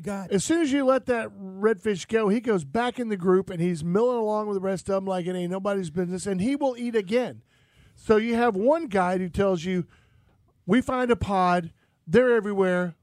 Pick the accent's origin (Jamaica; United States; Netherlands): United States; St. Petersburg, Florida; I grew up on Riviera Bay